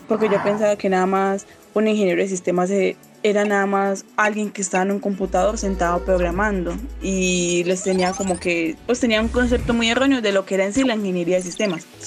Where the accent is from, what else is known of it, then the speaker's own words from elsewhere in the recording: Medellín, Antioquia, Colombia; yo soy de la ciudad de Medellín